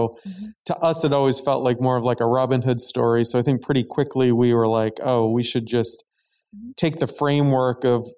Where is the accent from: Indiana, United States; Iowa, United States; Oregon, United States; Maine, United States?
Maine, United States; I grew up in Maine